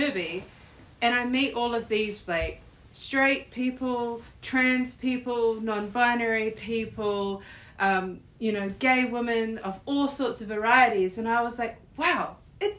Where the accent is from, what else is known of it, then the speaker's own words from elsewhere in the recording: Wellington, New Zealand; moved away as an adult; also born or lived in Sydney, Australia / Melbourne, Australia; I grew up in Wellington, and then I moved to Australia, and I lived in Sydney at first